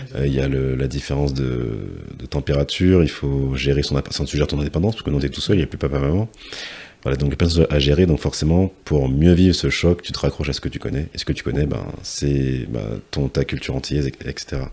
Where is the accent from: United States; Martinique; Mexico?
Martinique; un jeune Martiniquais